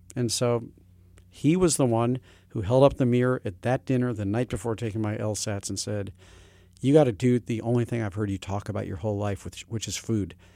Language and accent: English; St. Louis, Missouri, United States; moved away; also born or lived in Hartford / New York City; I had the kind of education growing up in Saint Louis, Missouri